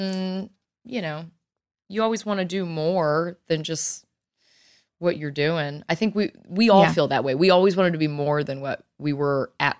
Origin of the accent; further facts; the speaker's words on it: Virginia, United States; moved away; also born or lived in New York City; what I grew up learning in Virginia